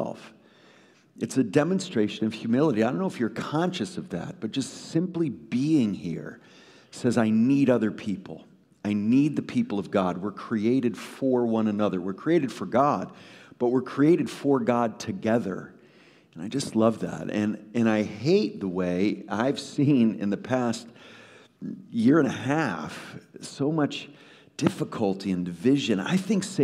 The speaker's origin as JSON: {"language": "English", "town": "Woodbridge", "region": "Connecticut", "country": "United States", "tie": "born or raised there", "moved": "yes", "said": "I grew up in Trinity Evangelical Free Church of Woodbridge, Connecticut"}